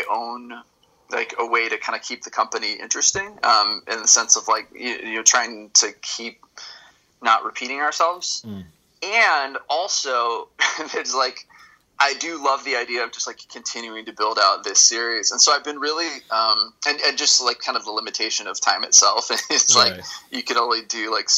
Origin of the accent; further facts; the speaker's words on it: Los Angeles, California, United States; also born or lived in East Coast; Los Angeles, which is the LA area. It was my home for a long time. I went to high school out here and college